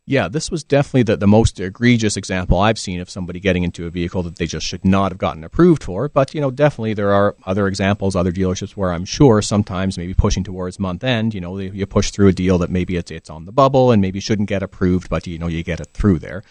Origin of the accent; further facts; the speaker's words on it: Ontario, Canada; now in British Columbia, Canada; I'm originally from Ontario